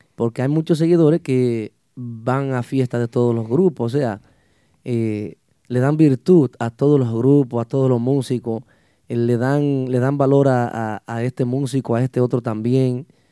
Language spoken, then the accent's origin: Spanish; Los Hidalgos, Puerto Plata, Dominican Republic; somos de, un municipio, municipio de, de la provincia de Puerto Plata, el Mamelos Hidalgos